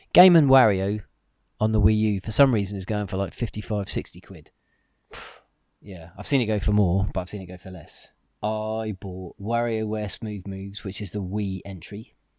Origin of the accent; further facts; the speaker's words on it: England, United Kingdom; we're English